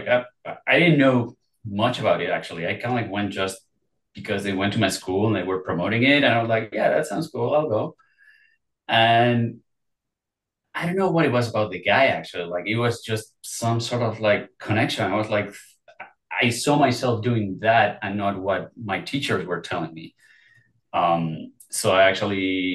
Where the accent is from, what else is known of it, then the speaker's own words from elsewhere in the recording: Mexico City, Mexico; moved away; I am originally from Mexico City.